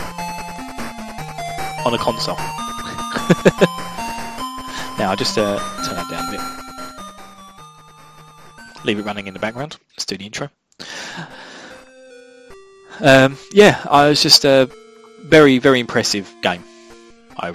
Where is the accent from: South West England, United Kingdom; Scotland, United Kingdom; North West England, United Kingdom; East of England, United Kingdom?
East of England, United Kingdom; Essex; accent: Essex; where I'm from in the UK, my local dialect. I'm from Essex, and we have in Essex what's called a lazy tongue